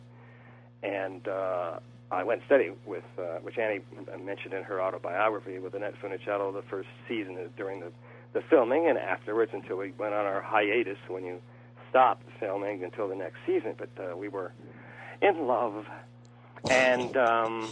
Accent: California, United States; also born or lived in Kentucky; we moved out to California from Kentucky when I was three

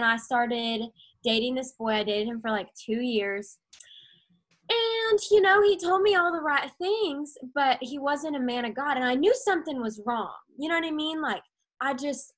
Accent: Arkansas, United States; moved away as an adult; now in Tennessee, United States; I'm from Arkansas. And then when I came to Tennessee for college

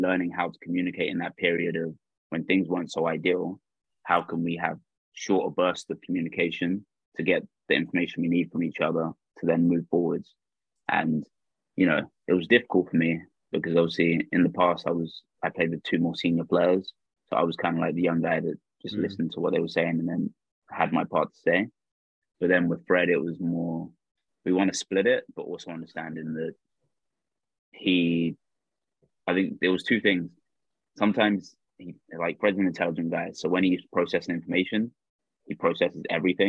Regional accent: London, United Kingdom; I grew up in London.

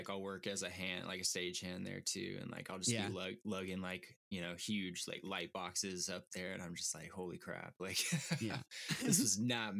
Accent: Jackson, California, United States; also born or lived in Sacramento; Sacramento. Well, that's where I'm from. But we all kind of grew up in a rural town outside of Sacramento called Jackson.

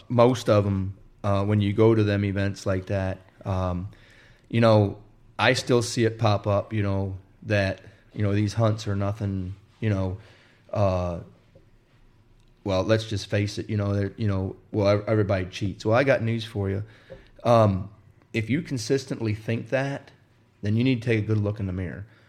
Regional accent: Wisconsin, United States; also born or lived in Indiana; I grew up in Wisconsin, or I was born in Indiana, and we moved to Wisconsin when I was five years old

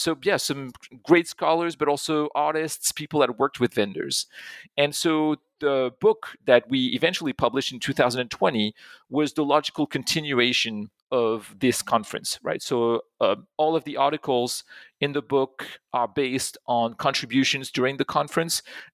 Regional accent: Pont-à-Mousson, Grand Est, France; English is a second language; So I grew up in France. I grew up in a small town not too far from Germany. It's in Pont-à-Mousson in Lorraine.

